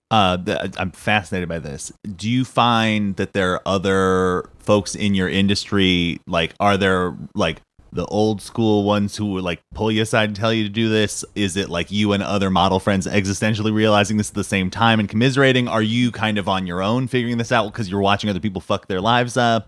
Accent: Southern California, United States; I am a California native, like, 'cause I was born and raised in Southern California.

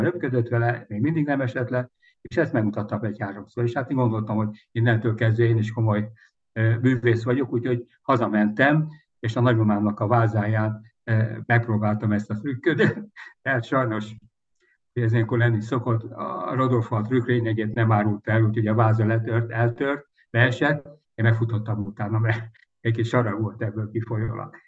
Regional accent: Budapest, Hungary; április 12-én születtem Budapest 8. kerület Rákóczi út 27A, illetve pontosabban mellett a Rókus kórházban. Természetesen első emelet szülészet balra kettes ágy, ha jól emlékszem, de ez nem biztos. És hát itt nőttem föl

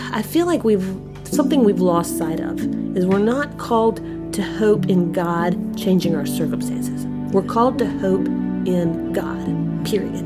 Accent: Spartanburg, South Carolina, United States; my hometown, Spartanburg, South Carolina

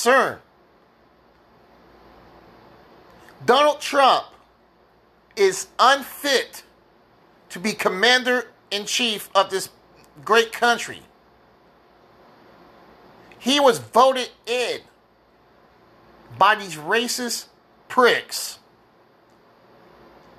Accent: United States; as an American

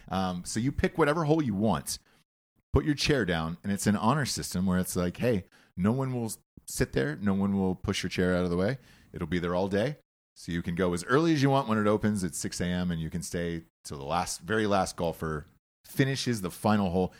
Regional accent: Georgia, United States; I'm from Georgia

